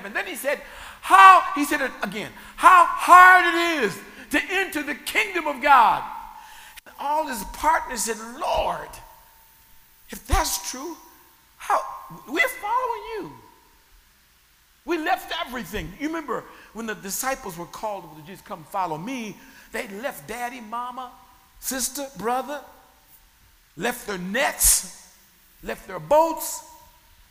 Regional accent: Sacramento, California, United States; where I grew up in Sacramento, California, there was the city zoo

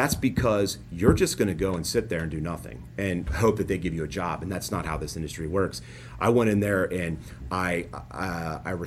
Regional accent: Cincinnati, Ohio, United States; moved away; I grew up in Cincinnati and I'm very proud to be from Cincinnati

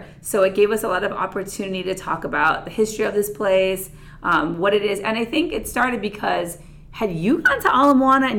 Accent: Oahu, Hawaii, United States; I grew up on Oahu.

